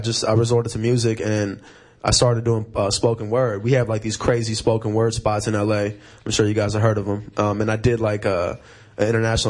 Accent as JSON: {"language": "English", "town": "Santa Monica", "region": "California", "country": "United States", "tie": "born or raised there", "said": "I was raised in Venice and Santa Monica."}